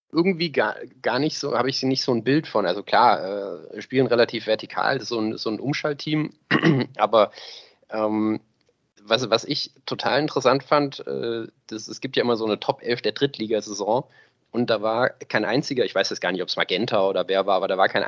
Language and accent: German; Bielefeld, North Rhine-Westphalia, Germany; sehe ich bin halt Bielefelder überrascht.